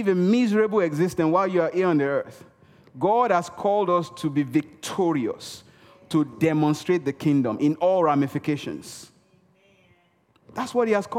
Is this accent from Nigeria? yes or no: yes; Nigeria; first language Yoruba; English is a second language; moved away; I speak Yoruba. I'm from Nigeria, western part of Africa. I speak Yoruba.